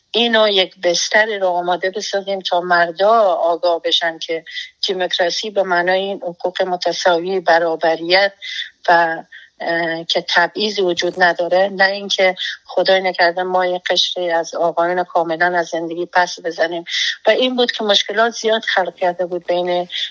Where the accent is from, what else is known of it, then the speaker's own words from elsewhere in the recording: Afghanistan; moved away as an adult; now in United States; ما بیرون از افغانستان هستیم